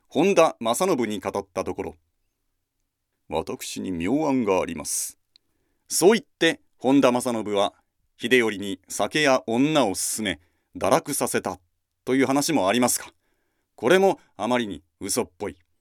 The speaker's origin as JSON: {"language": "Japanese", "region": "Kumamoto", "country": "Japan", "tie": "born or raised there", "said": "私は熊本ですので"}